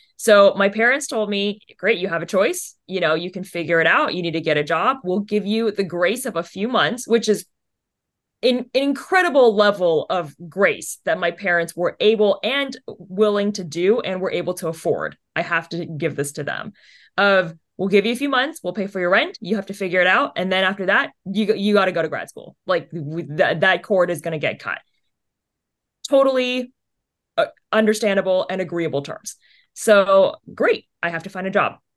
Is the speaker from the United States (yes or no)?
yes; United States; parents are obviously from vietnam my siblings were born in saigon it's i'm the one born here